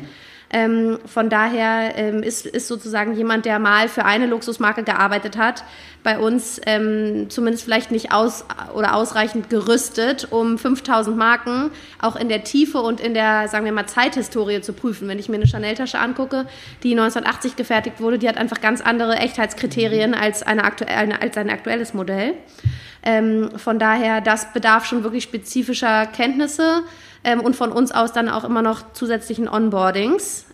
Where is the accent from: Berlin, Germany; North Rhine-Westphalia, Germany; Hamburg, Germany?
Berlin, Germany; moved away as an adult; also born or lived in London / Paris; gebürtig, bin ich Berlinerin, meine ganze Familie lebt da auch, ich bin da aufgewachsen